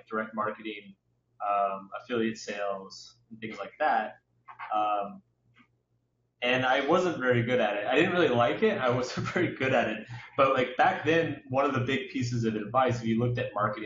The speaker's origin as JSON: {"language": "English", "town": "Austin", "region": "Texas", "country": "United States", "tie": "born or raised there", "moved": "yes", "lives_now": "New York, United States", "said": "I grew up in Austin"}